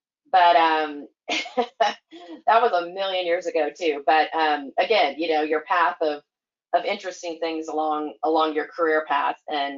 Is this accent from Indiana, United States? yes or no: no; Oregon, United States; also born or lived in Virginia / Michigan / Pennsylvania / Georgia; I was born in Virginia, lived in Michigan, Pennsylvania, Georgia, Missouri, Kentucky, Oregon, and then now Texas. So I sort of have to claim, to be frank, I claim Oregon as my home